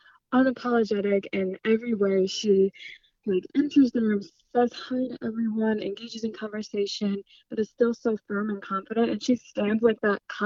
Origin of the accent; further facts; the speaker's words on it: United States; I'm American